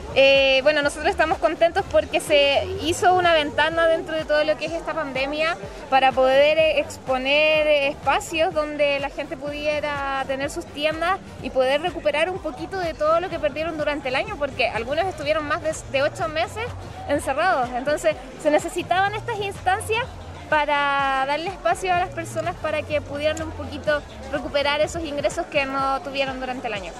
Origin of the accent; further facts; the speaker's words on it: Chile; nos pongamos un poquito más obedientes como chilenos